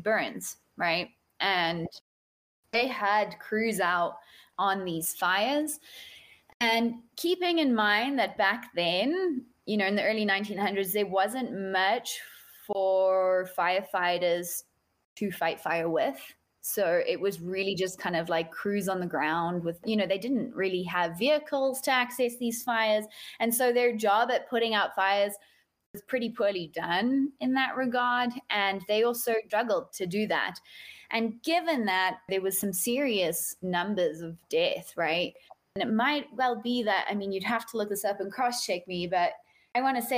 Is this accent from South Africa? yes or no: yes; South Africa; now in United States; I am a South African living in the United States